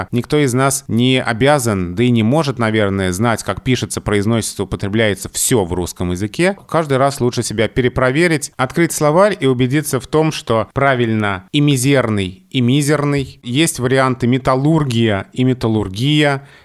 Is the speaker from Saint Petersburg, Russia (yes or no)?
no; Moscow, Russia; accent: Moscow; Я москвич, и э, когда я оказываюсь где-то в других регионах России, то в моей речи узнают московскую речь, хотя мне это кажется странным.